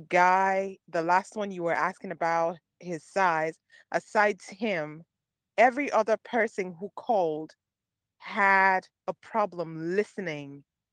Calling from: Maryland, United States; I'm calling you from Maryland.

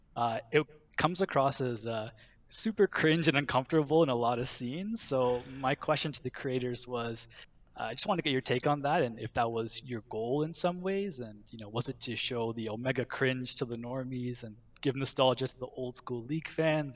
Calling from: suburbs of Toronto, Ontario, Canada; I'm calling from the suburbs of Toronto

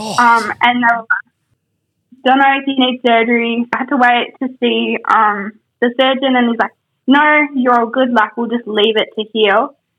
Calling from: Queensland, Australia

